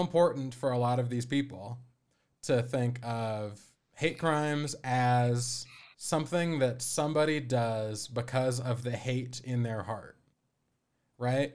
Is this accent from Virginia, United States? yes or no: no; Aurora, Colorado, United States; I'm from Aurora, which is the second, or it's the third most populous, uh, municipality in the state, but it's connected to Denver